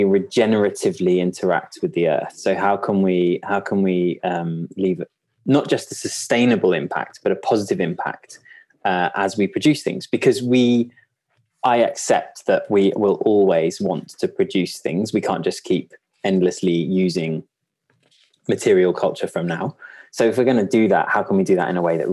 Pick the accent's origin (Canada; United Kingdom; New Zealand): United Kingdom; Kent, North Downs, South East England; I grew up in a very rural environment. I grew up in Kent, in the North Downs.